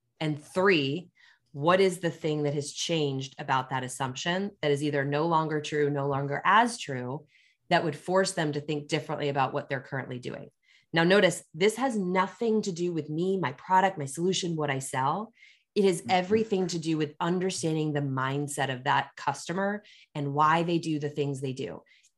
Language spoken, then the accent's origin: English; Pennsylvania, United States; also born or lived in Washington, D.C.; now in Chicago, United States; I'm a transplant. I grew up in Pennsylvania after I moved to DC for the CEB job.